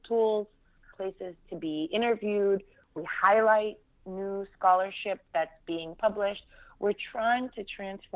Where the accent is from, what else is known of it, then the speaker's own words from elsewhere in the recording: Fremont, California, United States; also born or lived in Abu Dis; I grew up in Fremont, California, which is northern California.